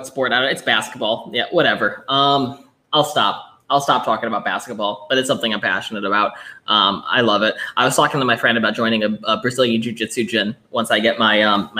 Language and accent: English; Buffalo, New York, United States; moved away as an adult; now in New Orleans, United States; I'm originally from Buffalo. I moved to New Orleans after I got my master's.